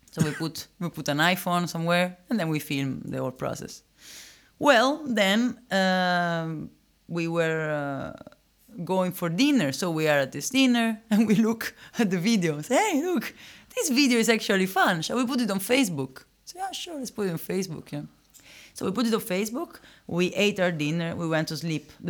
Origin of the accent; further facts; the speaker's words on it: Rome, Lazio, Italy; English is a second language; moved away; I'm originally from Rome.